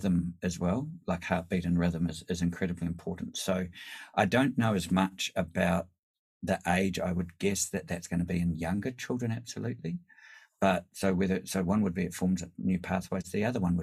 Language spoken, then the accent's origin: English; New Zealand; now in Sydney, Australia; as a New Zealander coming from Polynesian culture